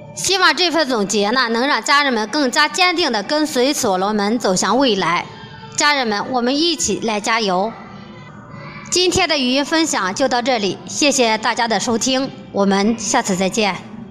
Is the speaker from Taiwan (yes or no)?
no; Shijiazhuang, Hebei, China; 我的家在河北石家庄